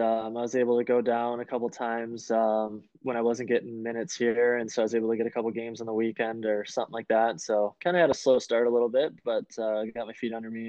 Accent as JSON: {"language": "English", "town": "Bloomfield Township", "region": "Michigan", "country": "United States", "tie": "born or raised there", "said": "Yeah, I was really fortunate there. Lived out on a lake"}